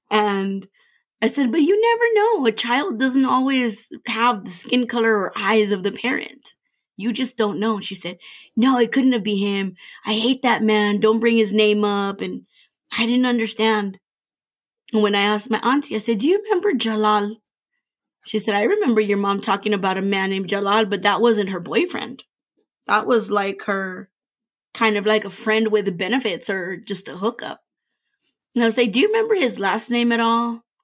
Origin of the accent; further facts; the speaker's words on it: Iraq; I'm from Iraq.